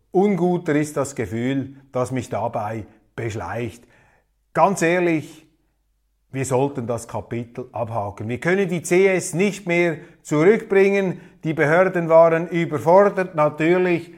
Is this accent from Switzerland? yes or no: yes; Switzerland; als Schweizer, als Mitteleuropäer